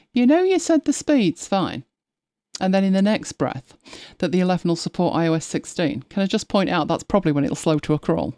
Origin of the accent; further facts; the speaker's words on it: Lancashire, North West England, United Kingdom; we are from Lancashire, so, um, Nout, Nout means nothing